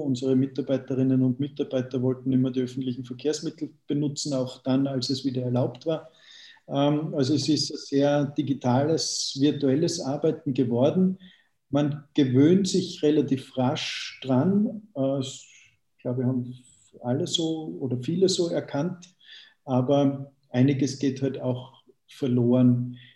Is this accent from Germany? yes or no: no; Austria; mich als, als Österreicher